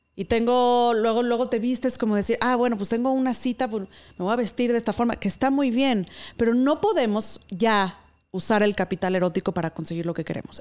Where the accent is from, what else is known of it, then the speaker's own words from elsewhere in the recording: Mexico; la cultura sumisa de la que provenimos siendo la mexicana, en mi caso